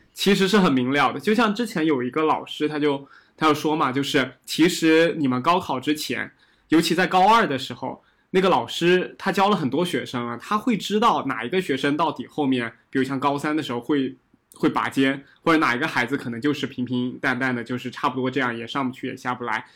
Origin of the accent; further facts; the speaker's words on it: Nantong, Jiangsu, China; also born or lived in Fujian; 我小确实的时候这样是在，也是在江苏长大的嘛，然后我当时在南嗯。通